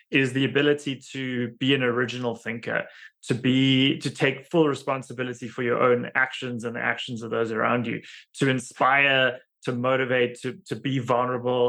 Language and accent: English; Cape Town, Western Cape, South Africa; moved away as an adult; now in United States; I originated in South Africa. I grew up in Cape Town. I left Cape Town, immigrated to the United States about 13 years ago.